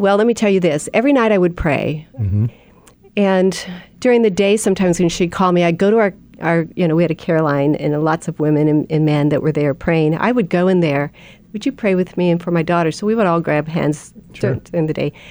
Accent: Albany, California, United States; Born and bred in the Bay Area.

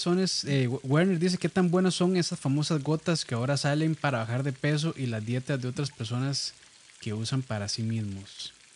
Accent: Costa Rica; como buenos ticos que somos

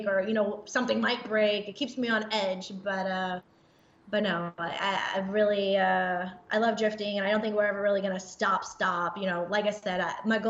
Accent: Indiana, United States; moved away as an adult; now in Texas, United States; when I was a young kid, I grew up in Indiana, so country life kind

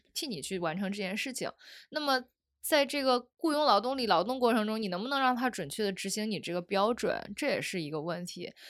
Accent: Zhengzhou, Henan, China; 我们家在郑州

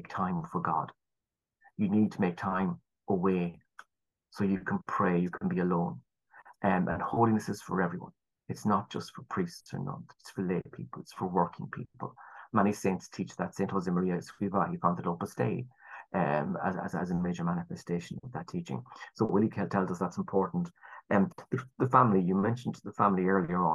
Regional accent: Ireland; our culture as the Irish

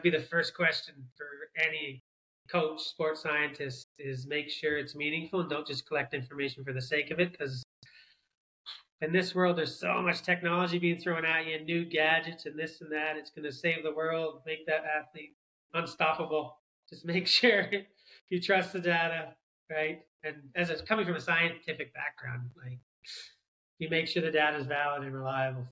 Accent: Southern Ontario, Canada; moved away as an adult; also born or lived in Australia / United States; now in New Zealand; I grew up in Canada, Southern Ontario, played hockey

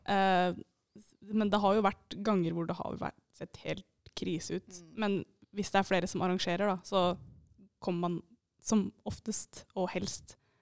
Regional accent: Eidsvoll, Akershus, Norway; moved away as an adult; now in Bodø, Norway; jeg er fra Eidsvoll.

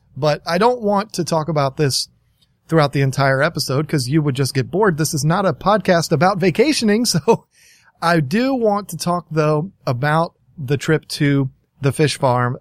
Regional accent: Virginia, United States; I'm from Virginia

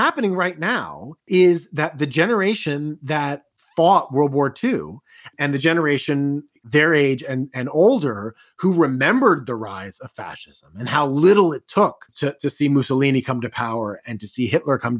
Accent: West Chester, Pennsylvania, United States; the good people of the main line of Philadelphia, you know, the people I grew up with in Westchester.

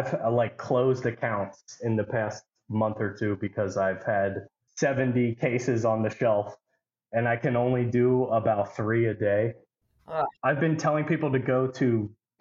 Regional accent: Perkasie, Pennsylvania, United States; I'm from Perkasie, Pennsylvania

